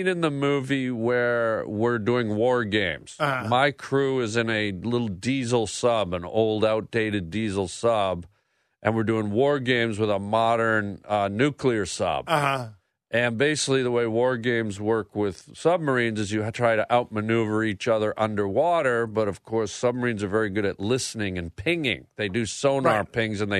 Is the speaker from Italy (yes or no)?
no; Canada; I'm from Canada, so when I was younger, I actually worked in the bush.